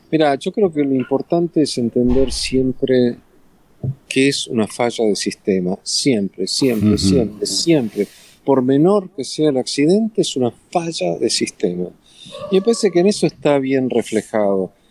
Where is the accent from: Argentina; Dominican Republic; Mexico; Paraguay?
Argentina; also born or lived in Madrid; pero yo vengo de Argentina